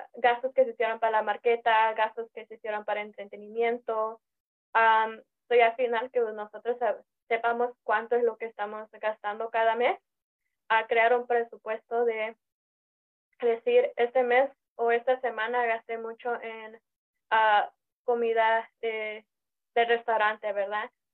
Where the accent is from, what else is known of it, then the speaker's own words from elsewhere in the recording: Los Angeles, California, United States; yo nací aquí en Los Ángeles, mis papás son de México, son del estado de Guerrero